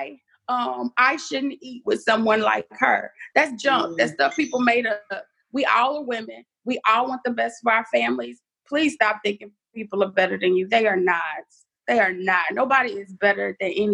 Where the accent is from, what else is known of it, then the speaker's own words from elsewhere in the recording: Dallas, Texas, United States; now in Houston, United States; Dallas born, Houston raised